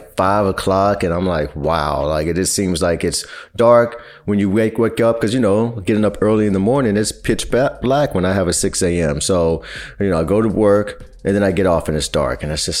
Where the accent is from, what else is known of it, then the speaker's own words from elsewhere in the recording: Kansas City, Missouri, United States; now in New York, United States; we're both from the Midwest.